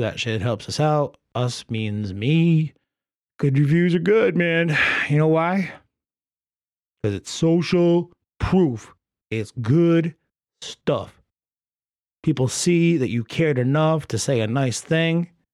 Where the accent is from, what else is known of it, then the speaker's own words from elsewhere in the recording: Rhode Island, United States; I'm from Rhode Island